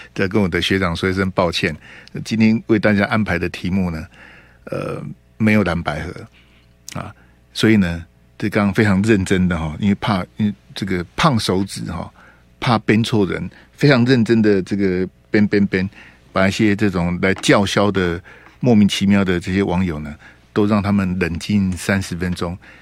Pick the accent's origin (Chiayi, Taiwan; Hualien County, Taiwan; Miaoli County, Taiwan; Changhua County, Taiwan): Hualien County, Taiwan; now in Taipei, Taiwan; 我们花莲，花中